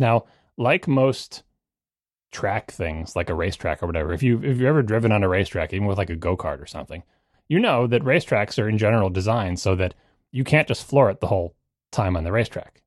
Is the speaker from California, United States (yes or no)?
no; Long Island, New York, United States; I grew up on Long Island